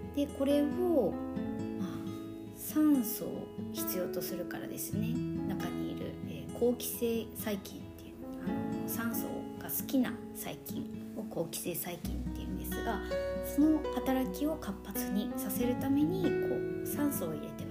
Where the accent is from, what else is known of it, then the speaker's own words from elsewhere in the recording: Nagasaki, Japan; 私あの、まあ、長崎出身なんですけれども